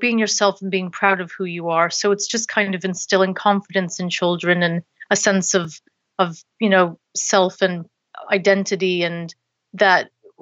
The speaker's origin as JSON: {"language": "English", "town": "Boston", "region": "Massachusetts", "country": "United States", "moved": "as an adult", "lives_now": "London, United Kingdom", "said": "I'm originally from Boston in the States, Boston, Massachusetts. And I moved here about 11 years ago to do a master's degree"}